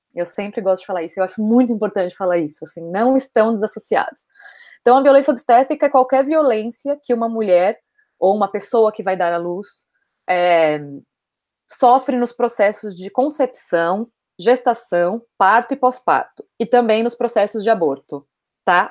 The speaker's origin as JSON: {"language": "Portuguese", "region": "São Paulo", "country": "Brazil", "tie": "born or raised there", "moved": "as an adult", "lives_now": "Barcelona, Spain", "said": "moro em Barcelona, é, nasci em São Paulo, vivi quase toda a minha vida em São Paulo."}